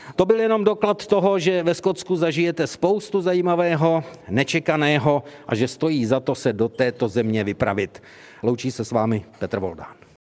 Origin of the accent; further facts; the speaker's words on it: Czechia; my jako Češi máme taky svůj tartan